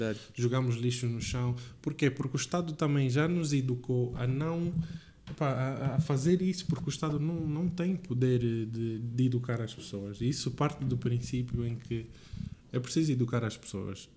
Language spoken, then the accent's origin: Portuguese; Lubango, Huíla, Angola; moved away as an adult; also born or lived in Windhoek, Namibia; now in Portugal; sou aqui de Angola, sou do Lubango, sou orgulhoso de ser do Lubango